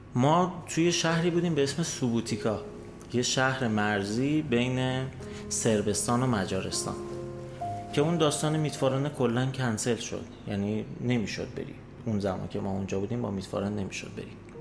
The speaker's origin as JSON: {"language": "Persian", "country": "Iran", "also_born_or_lived": "Austria", "moved": "as an adult", "said": "من از ایران میام"}